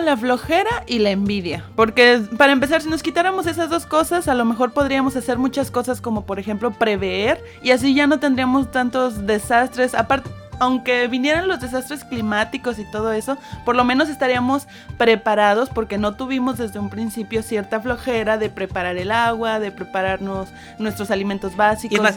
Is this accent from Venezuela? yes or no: no; Mexico; orgullosa de ser mexicana